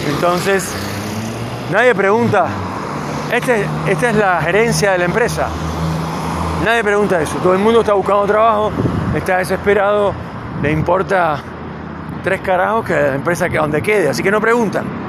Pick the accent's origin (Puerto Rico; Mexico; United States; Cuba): Cuba; now in Neuquén, Argentina; yo nací en Cuba